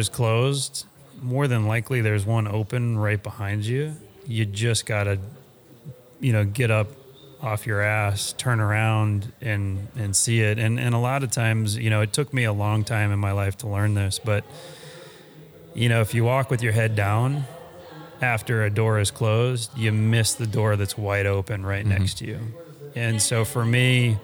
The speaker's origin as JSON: {"language": "English", "region": "Texas", "country": "United States", "tie": "born or raised there", "also_born_or_lived": "Colorado", "said": "I was born and raised in Texas"}